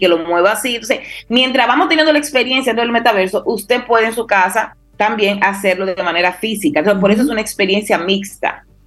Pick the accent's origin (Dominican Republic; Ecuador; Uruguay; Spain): Dominican Republic